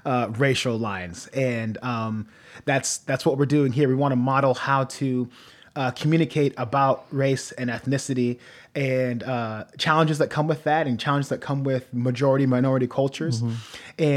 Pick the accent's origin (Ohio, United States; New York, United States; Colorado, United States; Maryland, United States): Ohio, United States; Norwalk; I grew up in Ohio. My family traveled a lot when I was younger, but the most I remember is growing up in Midwest Ohio, city of Norwalk, small